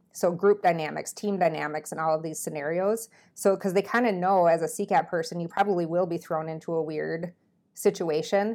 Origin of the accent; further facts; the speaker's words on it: Minnesota, United States; moved away as an adult; now in Iowa, United States; I'm from Minnesota